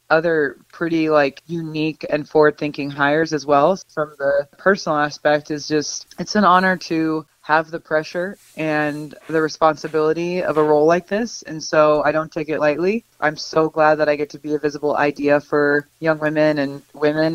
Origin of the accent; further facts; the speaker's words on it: Nebraska, United States; moved away; growing up in Nebraska, we didn't really follow professional sports.